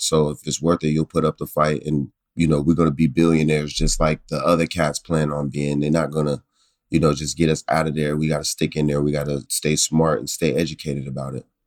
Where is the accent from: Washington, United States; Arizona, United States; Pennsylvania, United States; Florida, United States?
Pennsylvania, United States; Pittsburgh; growing up in Pittsburgh